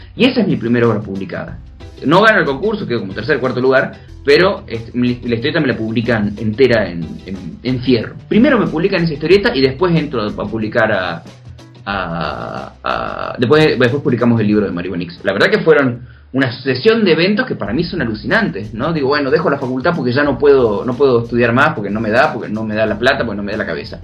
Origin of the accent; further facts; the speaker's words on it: Argentina; yo como soy argentino, este, me crié leyendo Mafalda